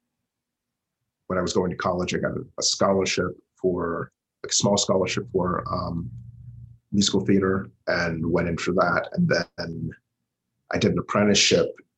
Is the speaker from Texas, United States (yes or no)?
no; Huntsville, Alabama, United States; I started doing theater when we moved houses in Huntsville. I'm originally from Huntsville, Alabama